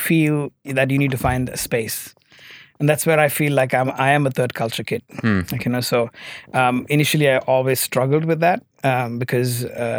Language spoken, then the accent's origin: English; Muscat, Oman; So I was born in Oman as a third culture kid. Grew up in Oman and did school my whole life, pretty much, actually. And Oman has been home for me.